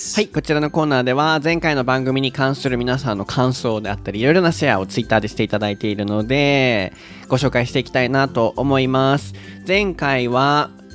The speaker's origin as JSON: {"language": "Japanese", "region": "Osaka", "country": "Japan", "tie": "born or raised there", "said": "天王寺。僕の天王寺 僕の地元ですよ"}